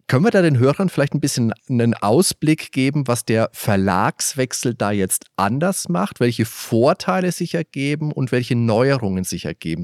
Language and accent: German; Germany; bei uns in Deutschland